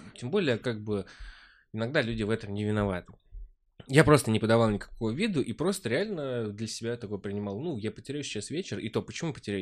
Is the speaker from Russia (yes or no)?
yes; Vyazniki, Vladimir Oblast, Russia; now in Moscow, Russia; родной город, Владимирская область, 300 километров отсюда. Город называется Вязники, очень маленький